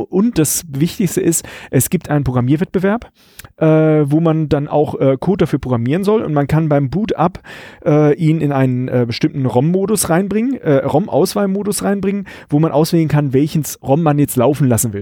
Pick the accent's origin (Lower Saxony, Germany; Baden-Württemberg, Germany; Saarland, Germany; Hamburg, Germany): Baden-Württemberg, Germany; Karlsruhe; Ich komme hier aus Karlsruhe